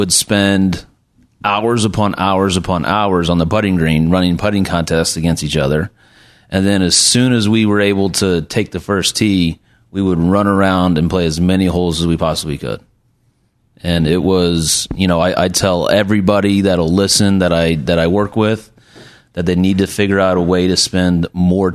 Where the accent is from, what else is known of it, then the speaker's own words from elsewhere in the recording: Bloomington, Illinois, United States; I'm from Bloomington, Illinois, and it's actually a pretty big golf town. And my dad taught my brother and I how to play golf